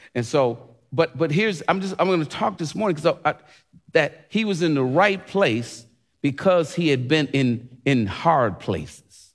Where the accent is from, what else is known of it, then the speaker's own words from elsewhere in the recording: United States; I love being an American.